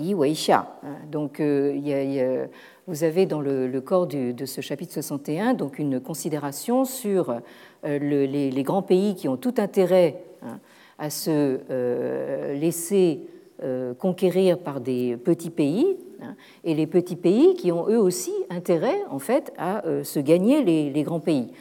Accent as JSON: {"language": "French", "town": "Paris", "region": "Île-de-France", "country": "France", "said": "en tant que Parisien"}